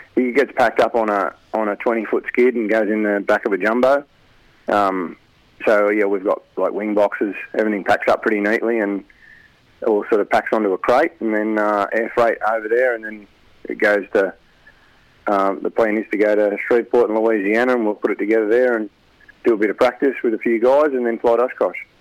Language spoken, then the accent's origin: English; Albany, Western Australia, Australia; now in Rutherford, Australia; I grew up in Albany, Tara, and then I moved down here.